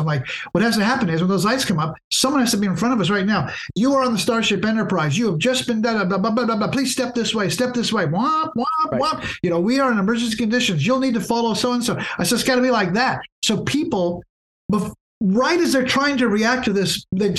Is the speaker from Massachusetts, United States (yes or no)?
no; Santa Barbara, California, United States; I grew up in Santa Barbara